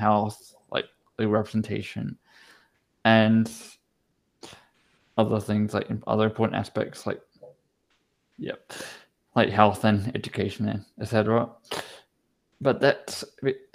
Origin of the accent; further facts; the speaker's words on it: Australia; now in Basel, Switzerland; I'm Australian